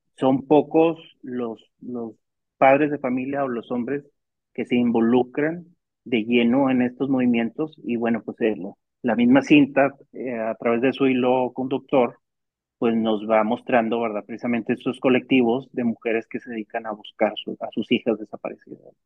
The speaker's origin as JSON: {"language": "Spanish", "country": "Mexico", "said": "como ciudadanos mexicanos"}